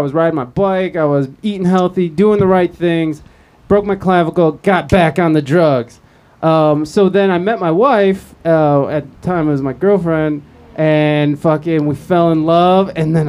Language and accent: English; Ohio, United States; now in San Diego, United States; I'm from Ohio, so we had terrible winters.